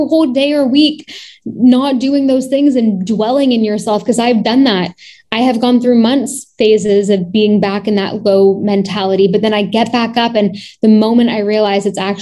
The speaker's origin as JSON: {"language": "English", "town": "Toronto", "region": "Ontario", "country": "Canada", "tie": "born or raised there", "said": "I was born and raised in Toronto."}